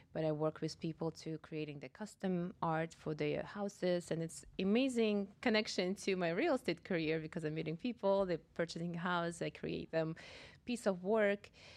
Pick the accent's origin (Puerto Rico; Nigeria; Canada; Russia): Russia; moved away as an adult; also born or lived in Kazakhstan; now in Boca Raton, United States; Originally, I am from uh, Russia